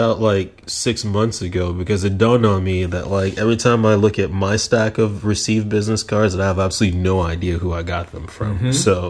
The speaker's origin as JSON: {"language": "English", "country": "Nigeria", "accent": "American", "said": "I'm from Nigeria, son. It's hard. I sound American, but I'm not."}